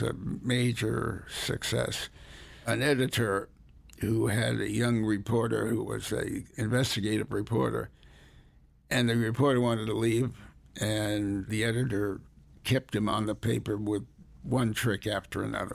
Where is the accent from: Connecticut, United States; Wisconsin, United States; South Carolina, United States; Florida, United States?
Connecticut, United States; Hartford; also born or lived in New Haven, Connecticut; I was born in New Haven, Connecticut, raised largely in Hartford